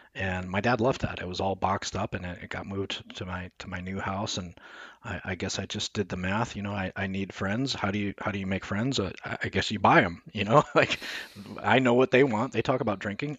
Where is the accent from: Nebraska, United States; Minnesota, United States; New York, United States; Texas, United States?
Nebraska, United States; Omaha; I was born in Nebraska